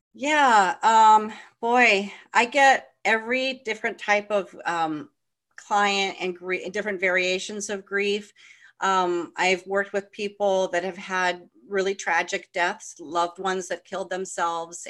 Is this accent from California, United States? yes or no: yes; California, United States; I grew up in California